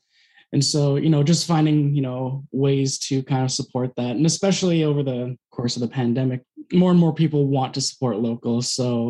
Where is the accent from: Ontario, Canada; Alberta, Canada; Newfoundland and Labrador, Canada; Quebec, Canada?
Alberta, Canada; now in British Columbia, Canada; when I first moved to BC, I grew up in Alberta